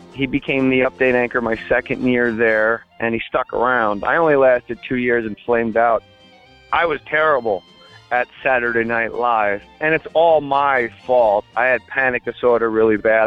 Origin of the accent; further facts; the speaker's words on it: New Jersey, United States; I was just a kid from Jersey